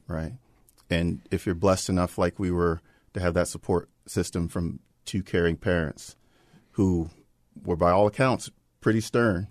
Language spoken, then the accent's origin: English; Prince George's County, Maryland, United States; we grew up in Prince George's County